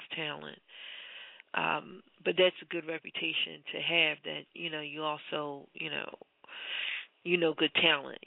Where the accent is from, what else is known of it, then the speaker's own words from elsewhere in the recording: Philadelphia, Pennsylvania, United States; I'm born and raised in Philadelphia